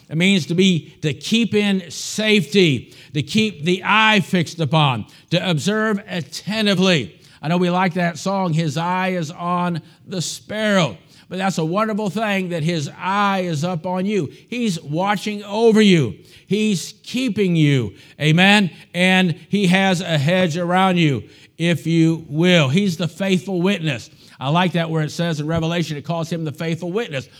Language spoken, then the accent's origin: English; United States; as an American